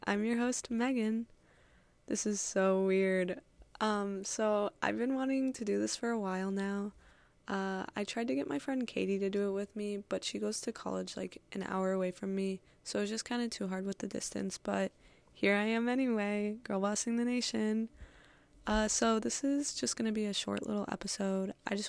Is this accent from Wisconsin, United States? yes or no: yes; Wisconsin, United States; I'm like originally from Wisconsin, but like I've kind of lived all over. I've lived in 6 states.